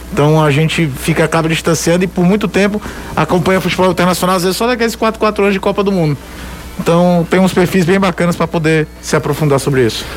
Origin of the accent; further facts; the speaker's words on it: Brazil; sou brasileiro